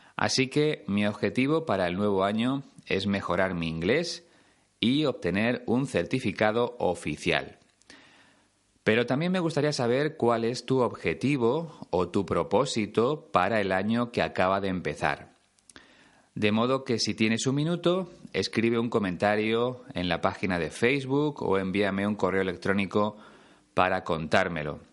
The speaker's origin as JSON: {"language": "Spanish", "country": "Spain", "said": "ya no existe en mi país"}